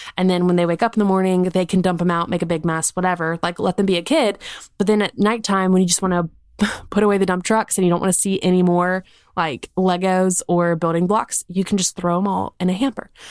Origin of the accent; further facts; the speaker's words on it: South Carolina, United States; moved away as an adult; now in Birmingham, United States; We're from South Carolina. Like, that's where our family is. We currently live in Birmingham.